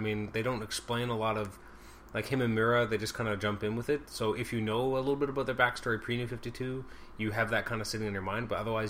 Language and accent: English; Canada; They can find us. They know we're Canadian